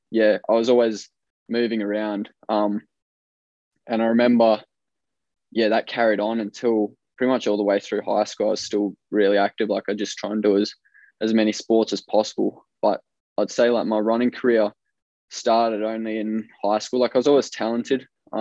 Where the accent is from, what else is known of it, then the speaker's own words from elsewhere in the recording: New Zealand; also born or lived in South Africa; So I was actually born in South Africa, but we moved pretty young. I think I would have been about 4 years old. I moved to New Zealand.